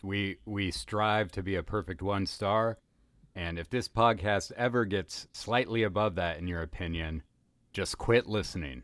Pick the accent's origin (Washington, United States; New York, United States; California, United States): Washington, United States; Kennewick; now in Los Angeles, United States; my hometown of Kennewick, Washington